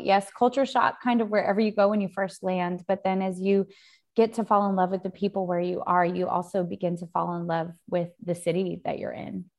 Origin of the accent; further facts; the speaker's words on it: Spokane, Washington, United States; moved away as an adult; also born or lived in Sydney, Australia; now in New York, United States; growing, growing up in Spokane, Spokane is a totally different culture.